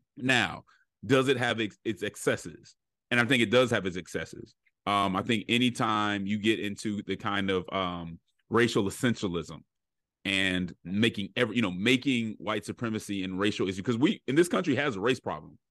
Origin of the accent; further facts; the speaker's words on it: Denver, Colorado, United States; I'm from Colorado, uh, Denver, Colorado, and so I experienced a very diverse, um, childhood.